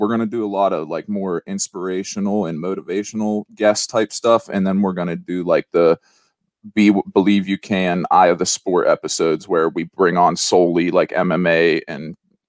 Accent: Weirton, West Virginia, United States; I'm from Weirton, West Virginia. It's about 30-40 minutes from Pittsburgh, Pennsylvania.

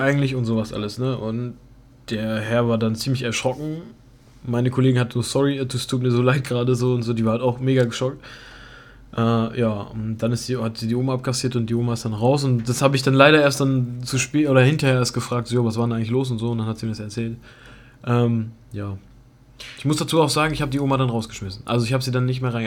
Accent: Germany; ich bin Deutscher

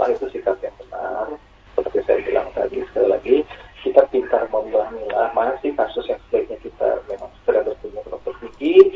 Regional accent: Aceh, Indonesia; di kampung saya di Aceh itu tidak ada COVID satupun juga tidak ada orang juga jarang berpergian.

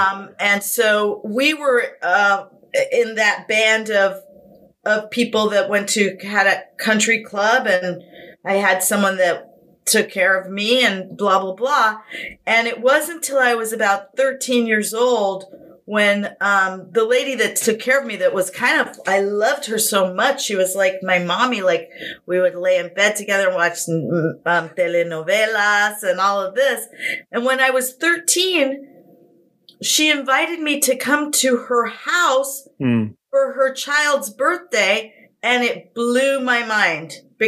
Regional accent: Brooklyn, New York, United States; Well, I was born in New York City. I'm from Brooklyn, New York. My father was born in Brooklyn, and I went to Midwood High School in Flatbush, Brooklyn.

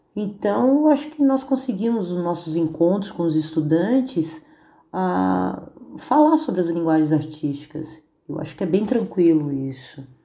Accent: São Paulo, Brazil; moved away as an adult; now in Florianópolis, Brazil; Sou de São Paulo, estou aqui em Florianópolis há uns 25 anos mais ou menos

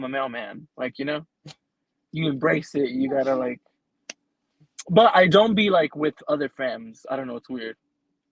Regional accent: California, United States; I'm from California, like not the nice part

